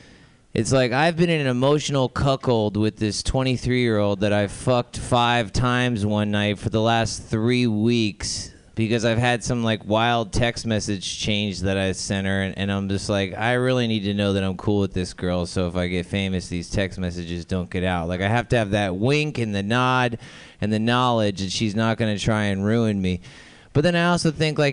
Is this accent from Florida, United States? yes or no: yes; Florida, United States; I'm from Florida